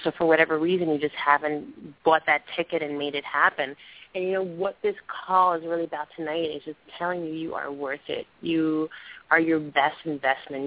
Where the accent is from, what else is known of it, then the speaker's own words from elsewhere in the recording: New York, United States; raised in New York, so right from my hometown.